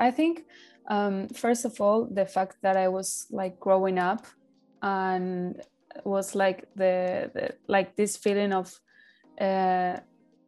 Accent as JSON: {"language": "English", "region": "Buenos Aires", "country": "Argentina", "tie": "born or raised there", "moved": "yes", "said": "in Buenos Aires, in my hometown"}